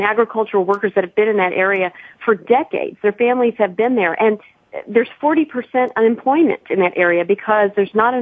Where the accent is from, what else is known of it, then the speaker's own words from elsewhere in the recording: Illinois, United States; now in California, United States; I grew up in Illinois. I live in California now